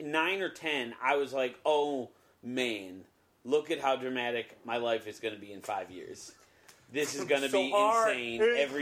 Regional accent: Cleveland, Ohio, United States; I grew up in a pretty football crazed part of the country in Ohio. For me, I grew up in Cleveland

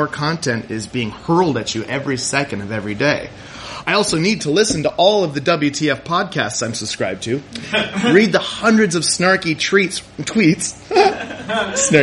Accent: Kodiak, Alaska, United States; when I grew up in Kodiak, Alaska

